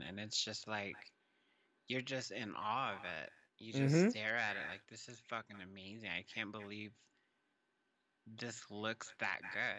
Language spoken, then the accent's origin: English; Texas, United States; because I grew up in Texas.